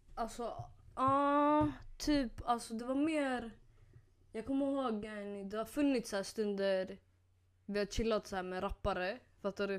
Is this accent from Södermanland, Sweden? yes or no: yes; Nyköping, Södermanland, Sweden; jag kom från Nyköping.